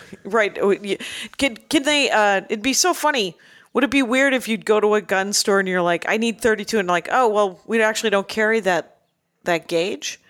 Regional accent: Wisconsin, United States; I'm from Wisconsin

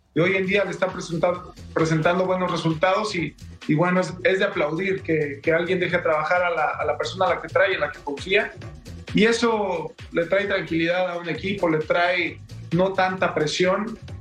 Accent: Mexico; jugador mexicano o como exjugador mexicano

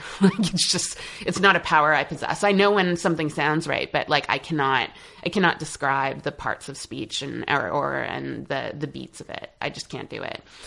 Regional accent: Montreal, Quebec, Canada; moved away as an adult; now in United States; since I left Montreal, I left Montreal in um, 2005.

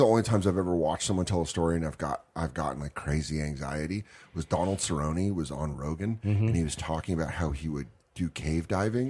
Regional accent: Colorado, United States; growing up in Colorado

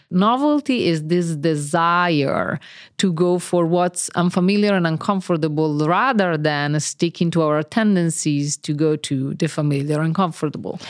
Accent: Italy; now in Cambridge; And I'm Italian. I was born in Italy

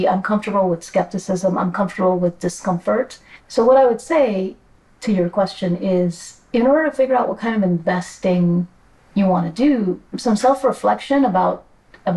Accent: New York City, New York, United States; I grew up in New York City, immigrant kid

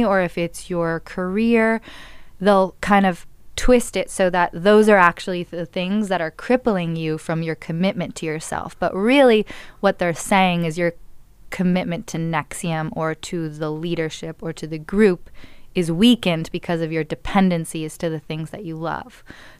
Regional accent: Malibu, California, United States; I grew up in Los Angeles, in Malibu specifically, and I went to Malibu High

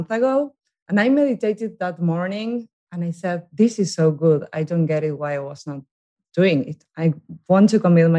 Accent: Buenos Aires, Argentina; English is a second language; now in New York, United States; I'm from Argentina

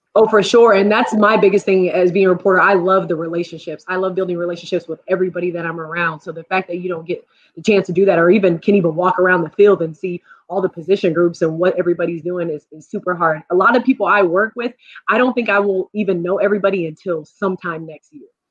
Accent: Long Island, New York, United States; also born or lived in Carolina; now in Buffalo, United States; I'm originally from New York, so, um, you know, it's Long Island

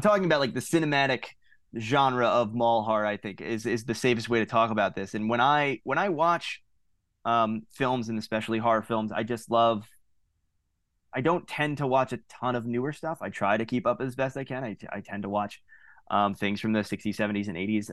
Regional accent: Long Island, New York, United States; now in Philadelphia area, United States; I'm not from the area originally. Uh, I'm from Long Island

